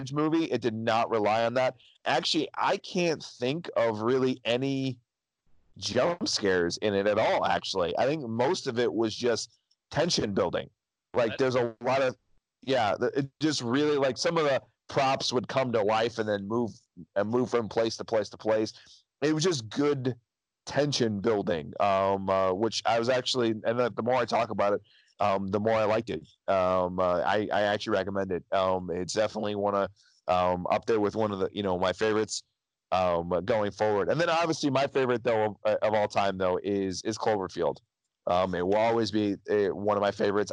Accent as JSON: {"language": "English", "country": "United States", "said": "I am American."}